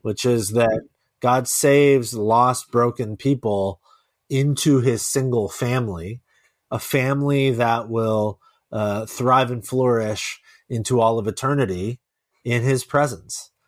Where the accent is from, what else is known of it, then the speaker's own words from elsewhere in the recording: Silicon Valley, California, United States; I wasn't born here, but I was raised here. Yeah, I moved here, like, before I can remember